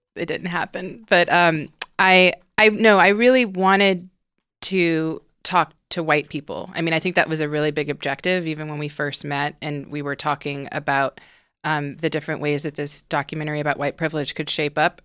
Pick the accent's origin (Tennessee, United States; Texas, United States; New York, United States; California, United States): Texas, United States; Houston; now in Los Angeles, United States; I grew up in the South, in Houston, Texas